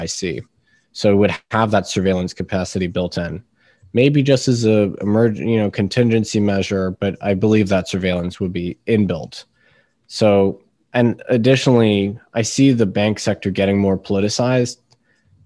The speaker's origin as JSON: {"language": "English", "town": "Washington", "region": "District of Columbia", "country": "United States", "tie": "born or raised there", "also_born_or_lived": "United Kingdom", "moved": "yes", "lives_now": "Boston, United States", "said": "Technically, I'm British by origin and birth, and then I grew up in D.C., and now I'm here in Boston."}